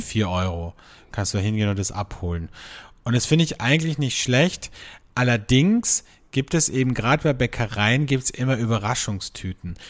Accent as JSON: {"language": "German", "country": "Austria", "said": "bei uns in Österreich"}